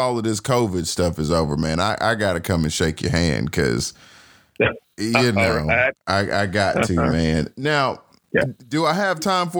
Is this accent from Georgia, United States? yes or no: yes; Atlanta, Georgia, United States; I just think that even if I'm from Atlanta